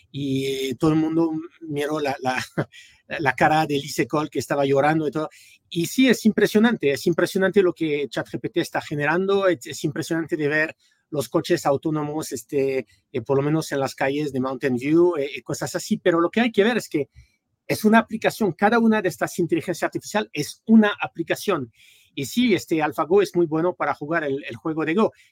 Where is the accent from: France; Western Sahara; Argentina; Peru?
France; Spanish is a second language; also born or lived in United States; eh, soy francés originalmente, pero bueno, casi toda mi vida la viví en los Estados Unidos. Eh, estudié en, en California